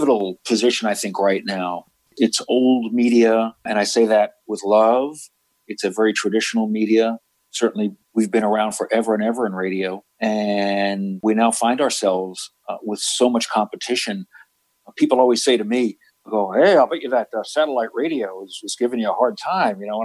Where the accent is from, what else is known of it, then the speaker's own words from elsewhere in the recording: New York, United States; I grew up in New York, you know, listening to the WABCs of the world